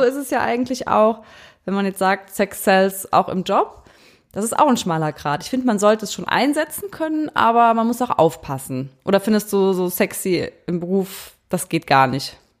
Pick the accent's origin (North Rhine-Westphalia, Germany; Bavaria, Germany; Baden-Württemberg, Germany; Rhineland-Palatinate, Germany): Rhineland-Palatinate, Germany; Eifel; moved away; also born or lived in Cologne; Wir kommen ja aus der Eifel.